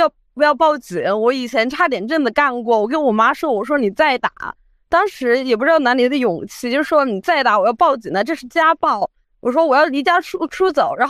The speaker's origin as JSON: {"language": "Chinese", "region": "Chongqing", "country": "China", "said": "是重庆人。"}